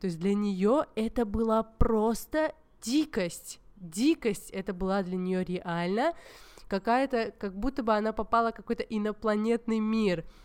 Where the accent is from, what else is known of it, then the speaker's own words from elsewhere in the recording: Georgia; хотя я вообще из Грузии